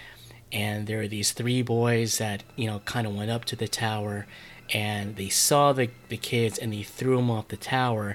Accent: New Jersey, United States; I grew up in North Jersey myself

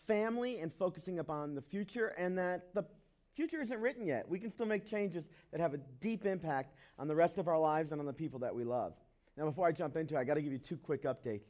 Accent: the South, United States; I grew up in the South.

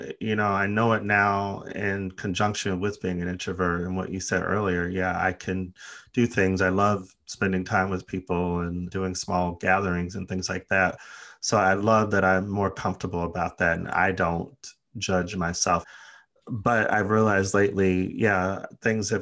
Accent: United States; also born or lived in Los Angeles; now in United Kingdom

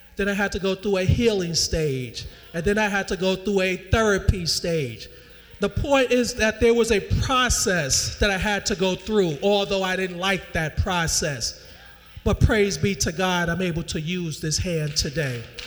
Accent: New York, United States; New York

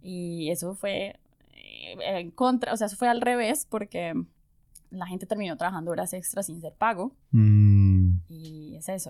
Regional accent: Popayán, Cauca, Colombia; moved away as an adult; also born or lived in Bogotá, Colombia; now in Germany; Pues yo nací en Bogotá. Ok. Y viví mucho tiempo en Bogotá, pero soy de una ciudad que se llama Popayán. En el suroccidente colombiano.

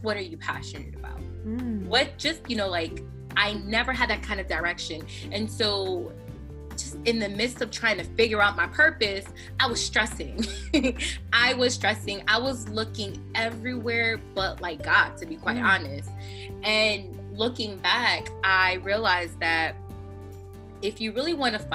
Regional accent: Connecticut, United States; moved away as an adult; now in New Jersey, United States; I'm originally from Connecticut. I grew up in Connecticut

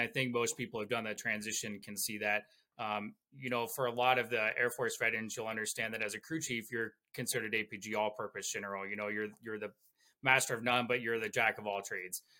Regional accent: Ohio, United States; now in Eagle Mountain, United States; I'm actually originally from Ohio, and I currently live in Eagle Mountain, Utah

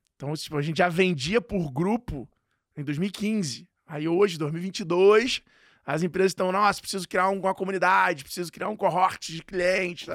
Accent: Rio de Janeiro, Brazil; eu sou carioca

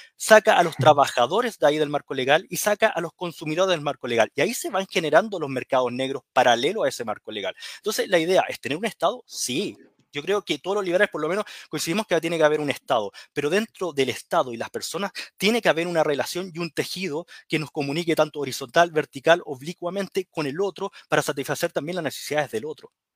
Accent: Chile; Estamos como chilenos

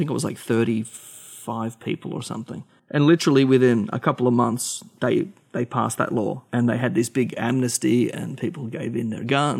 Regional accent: Australia

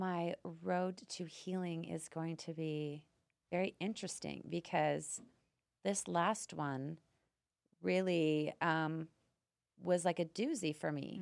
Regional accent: Canada; moved away as an adult; now in United States; I'm Canadian, so my culture is very similar to Europeans.

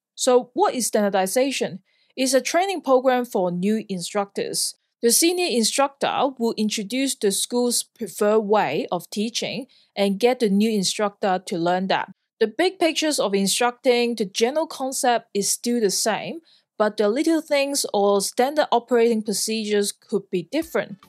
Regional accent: Hong Kong; moved away as an adult; also born or lived in Sydney, Australia / Perth, Australia; now in Australia; I'm born and raised in Hong Kong

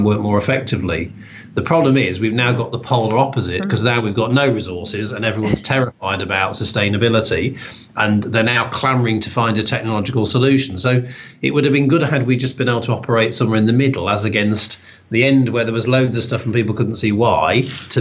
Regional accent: Newark-on-Trent, East Midlands, United Kingdom; moved away as an adult; also born or lived in Birmingham / Loughborough / Walsall; I grew up in Newark-on-Trent in Nottinghamshire

